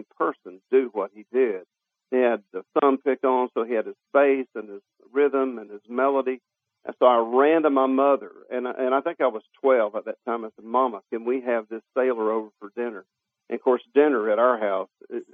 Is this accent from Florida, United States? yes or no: yes; Jacksonville, Florida, United States; I was raised in Jacksonville, Florida, which is a port city